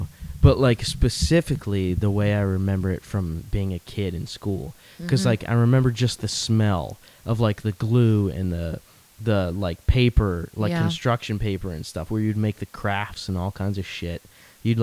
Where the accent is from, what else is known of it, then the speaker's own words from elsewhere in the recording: Florida, United States; moved away; I came from Florida originally.